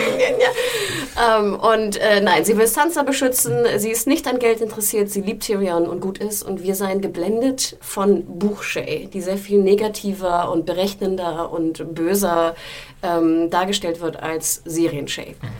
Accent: Hamburg, Germany; moved away; meiner Heimatstadt Hamburg

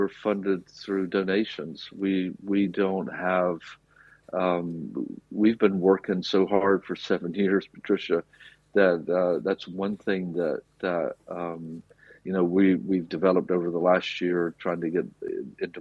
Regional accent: rural South, United States; now in Cork, Ireland; I'm from America. I grew up in the rural South.

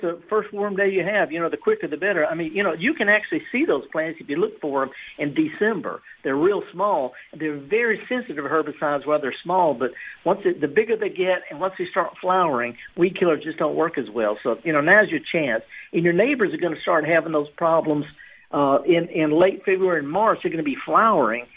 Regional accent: the Mississippi Delta, United States; I'm from the Delta

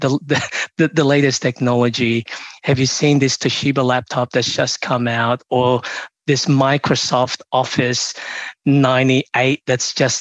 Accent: Melbourne, Victoria, Australia; also born or lived in Philippines; now in Sydney, Australia; I'm from Melbourne, I'm in Sydney now

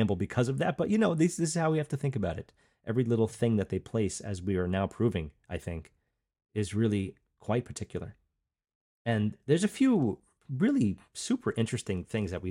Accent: Long Island, New York, United States; I came from Long Island, that's where I grew up, Long Island, New York

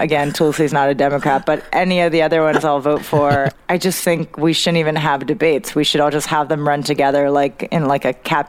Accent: United States; as an American watching

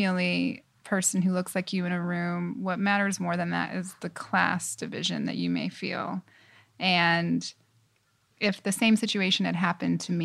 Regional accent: Tucson, Arizona, United States; moved away as an adult; also born or lived in Los Angeles, California / New York City; I was born in Los Angeles, but I moved to Tucson, Arizona when I was 7, and that's definitely where I consider home

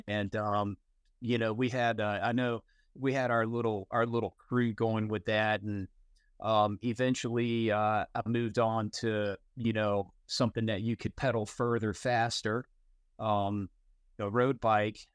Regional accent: North Carolina, United States; I grew up in Carolina

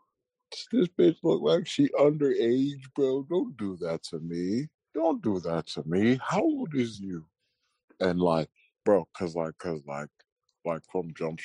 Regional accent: Boston, Massachusetts, United States; born there; also born or lived in Florida; Oh yeah, I was born in Boston, but like from like third grade to like seventh grade

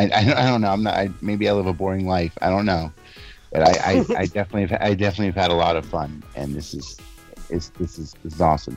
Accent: New York, United States; I was born in New York

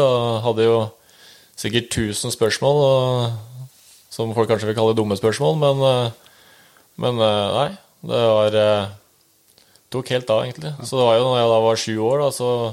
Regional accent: Oslo, Norway; moved away as an adult; now in Rælingen, Norway; 30 år, fra født og oppvokst i Oslo.

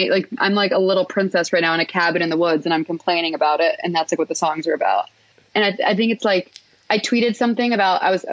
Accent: Houston, Texas, United States; I'm from Houston

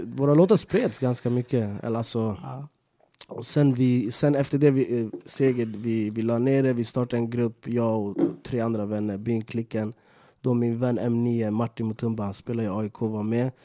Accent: Stockholm, Stockholm County, Sweden; jag är från Rinkeby

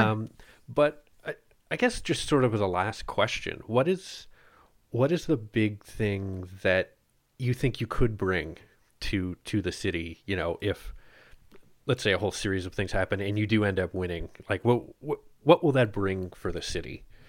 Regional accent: Ottawa, Ontario, Canada; I grew up in Bar Haven

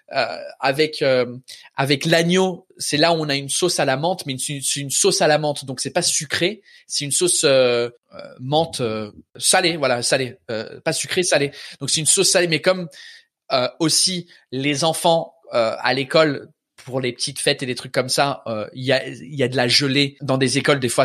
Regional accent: England, United Kingdom; French is a second language; moved away as an adult; also born or lived in Australia / Canada; now in Paris, France; je suis anglais ça fait dix ans que je suis en France

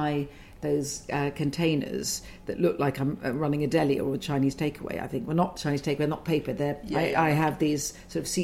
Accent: London, United Kingdom; I'm a Londoner

